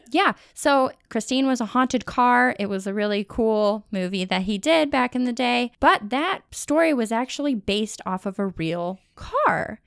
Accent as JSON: {"language": "English", "town": "Cleveland", "region": "Ohio", "country": "United States", "said": "I'm from Cleveland"}